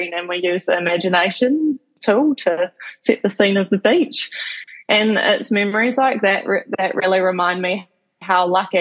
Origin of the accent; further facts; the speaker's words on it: Kaitaia, Northland, New Zealand; I grew up in Kaitaia, which is in the top of the North Island in a small place called Nataki.